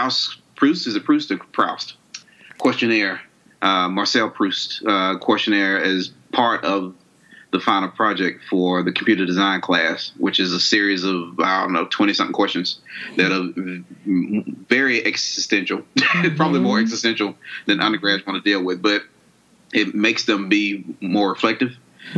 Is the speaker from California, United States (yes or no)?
no; Monroe, Georgia, United States; I'm from the country. I'm from Monroe, Georgia.